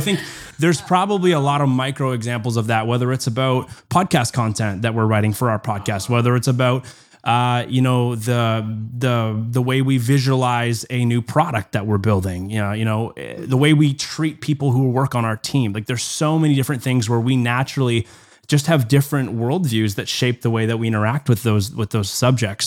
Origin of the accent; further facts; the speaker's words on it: Canada; as a Canadian